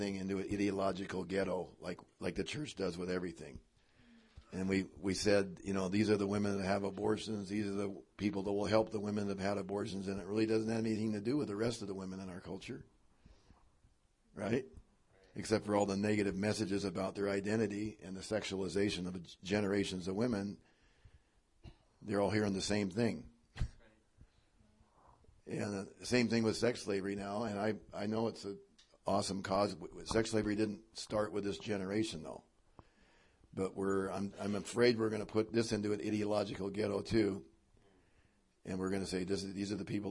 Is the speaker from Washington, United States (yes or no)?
yes; Spokane, Washington, United States; my home state, Washington and Spokane